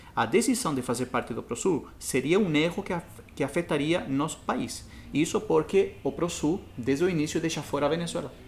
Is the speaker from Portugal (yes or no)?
no; Chile; Portuguese is a second language; now in Brazil; quando eu saí do Chile, a, a minha lembrança sempre é a cordilheira